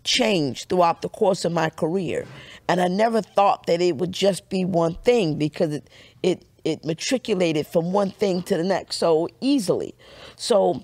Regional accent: New York City, New York, United States; I'm this kid from Brooklyn

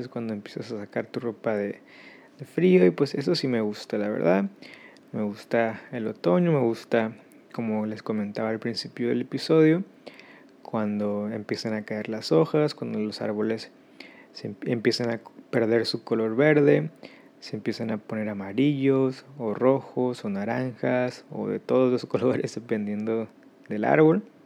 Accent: Mexico; moved away; yo soy de México

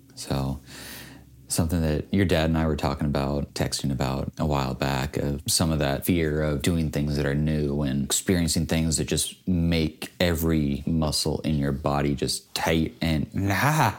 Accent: United States; I'm an American

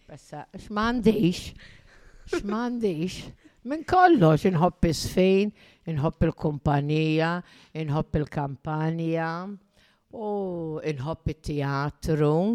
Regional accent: Ħaż-Żebbuġ, Malta; also born or lived in England; Jena miħazzebuċ. Ħazzebuċ.

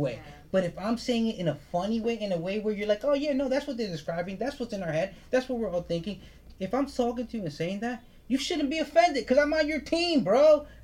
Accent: United States; I'm a goddamn Dominican American

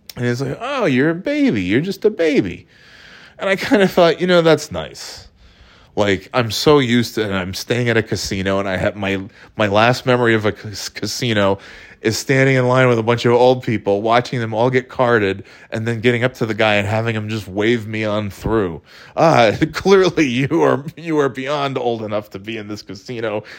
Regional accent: Burnt Hills, New York, United States; also born or lived in Florida / North Carolina; now in New Hampshire, United States; originally, I'm from upstate New York

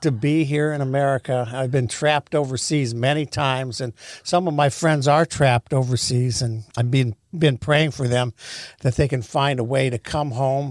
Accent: United States; moved away as an adult; also born or lived in Haiti / Israel / China; as being an American

